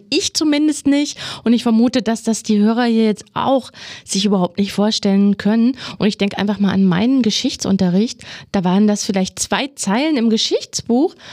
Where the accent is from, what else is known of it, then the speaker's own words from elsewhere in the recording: Thuringia, Germany; Mein Podcast wird ja in Thüringen produziert und da haben mich natürlich auch Beispiele aus meiner Heimat, aus meiner Region interessiert.